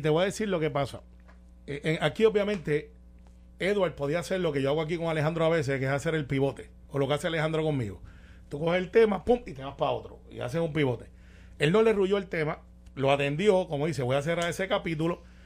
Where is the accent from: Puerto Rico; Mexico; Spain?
Puerto Rico; Guaynabo; los que somos de Guaynabo, y yo soy del campo, yo soy de Santa Rosa y mami es sonadora